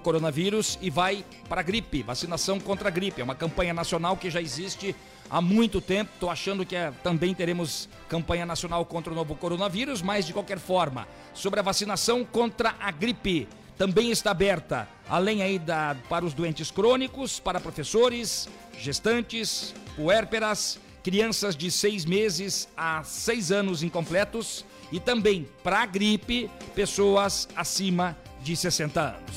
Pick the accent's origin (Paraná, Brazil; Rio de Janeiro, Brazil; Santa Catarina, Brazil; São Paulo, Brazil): Santa Catarina, Brazil; Joinville; now in Curitiba, Brazil; eu sou de Joinville.